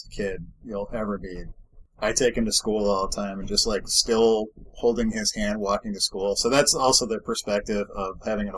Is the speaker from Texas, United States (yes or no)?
no; Massachusetts, United States; now in Bay Area, California, United States; I grew up in Massachusetts